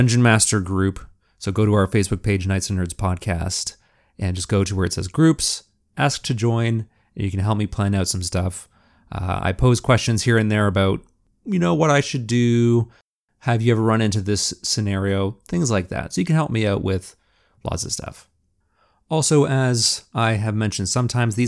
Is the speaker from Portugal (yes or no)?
no; Canada; That's part of being Canadian